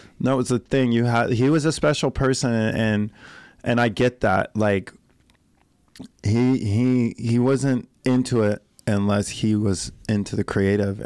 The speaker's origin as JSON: {"language": "English", "region": "Colorado", "country": "United States", "said": "I'm from Colorado"}